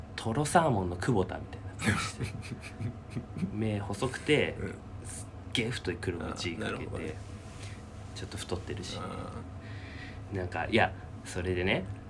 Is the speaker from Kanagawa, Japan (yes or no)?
yes; Yokohama, Kanagawa, Japan; 俺たち出身神奈川じゃない？